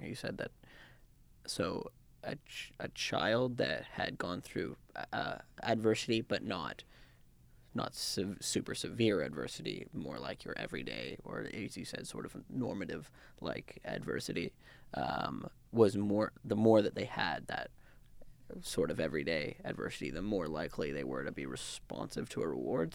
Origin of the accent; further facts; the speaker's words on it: Canada; also born or lived in Vancouver; I grew up in Canada. I'm used to North American culture